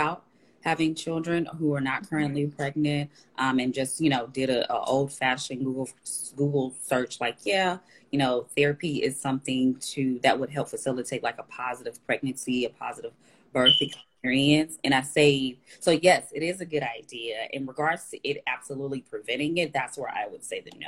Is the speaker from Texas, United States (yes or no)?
yes; Dallas, Texas, United States; I am in Dallas, Texas. I'm from Dallas, Texas as well